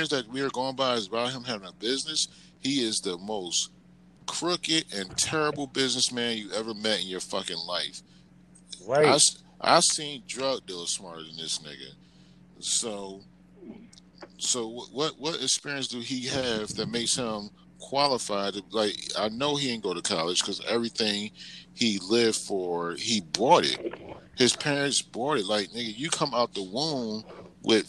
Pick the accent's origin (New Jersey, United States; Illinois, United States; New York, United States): New Jersey, United States; Atlantic City; moved away; I'm from Atlantic City.